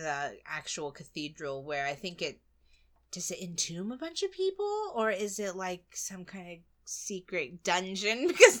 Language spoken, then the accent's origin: English; United States; you being American